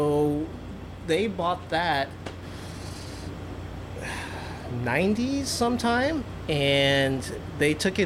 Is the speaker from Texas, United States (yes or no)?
no; San Luis Obispo, California, United States; also born or lived in Michigan / Pennsylvania / Los Angeles / Morro Bay; to San Luis Obispo, where I've been since the third grade and have grown up